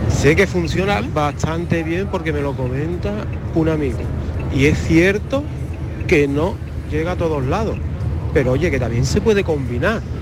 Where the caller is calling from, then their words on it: Seville, Andalusia, Spain; Eh, buenas tardes, Mariló … de Sevilla.